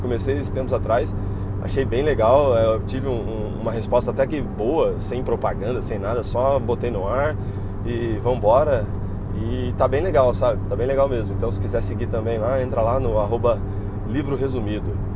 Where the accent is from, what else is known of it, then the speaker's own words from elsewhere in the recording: Taubaté, São Paulo, Brazil; sou de Taubaté, trabalho em Campos do Jordão